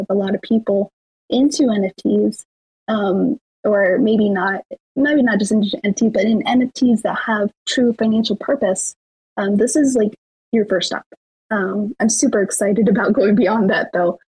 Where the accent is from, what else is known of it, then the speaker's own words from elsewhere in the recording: Las Vegas, Nevada, United States; I'm from Vegas